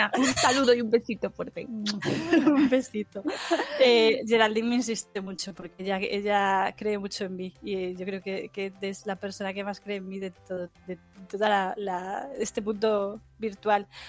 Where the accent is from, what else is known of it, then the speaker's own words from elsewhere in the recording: Galicia, Spain; como soy gallega, vivo en el norte